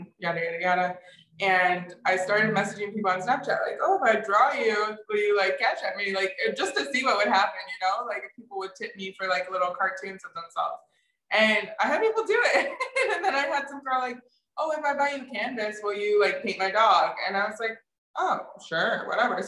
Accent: Michigan, United States; also born or lived in Florida / Colorado; I grew up in Michigan. I lived in Florida for a period of time. I was born in Colorado

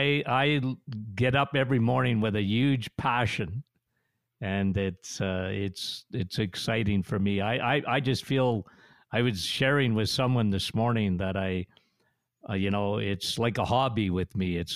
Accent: Timmins, Ontario, Canada; Timmins, Ontario. Shania Twain and I.

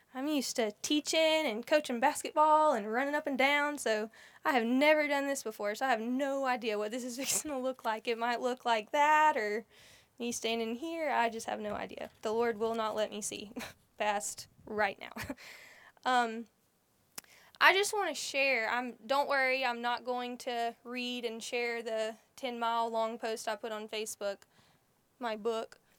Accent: United States; Growing up in Holmes County

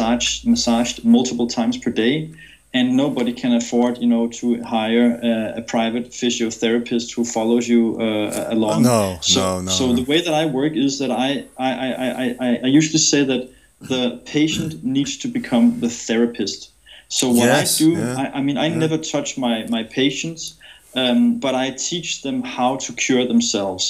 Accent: Denmark; I'm originally from Denmark

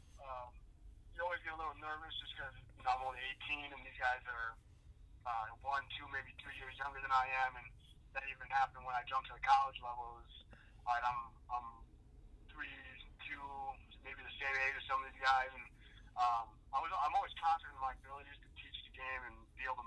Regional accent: Prior Lake, Minnesota, United States; also born or lived in Mankato, Minnesota; I'm from Prior Lake, Minnesota. It's probably 15, 20 minutes from the Minneapolis area. I went to Prior Lake High School.

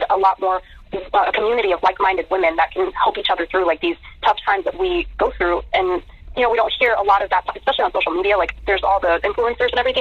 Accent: Key West, Florida, United States; now in Tampa, United States; I was born in Key West

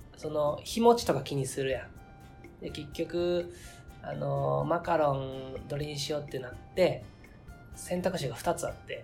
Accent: Kobe, Hyogo, Japan; 実家が神戸で

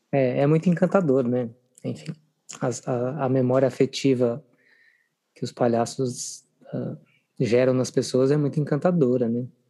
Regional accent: Minas Gerais, Brazil; eu sou de uma cidade pequena do interior de Minas Gerais

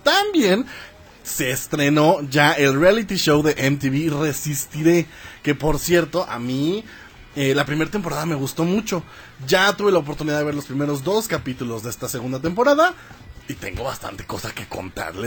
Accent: Mexico

